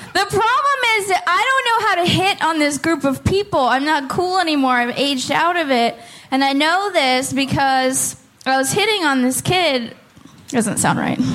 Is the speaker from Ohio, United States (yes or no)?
no; Oakland, California, United States; moved away as an adult; now in Portland, United States; I'm from Oakland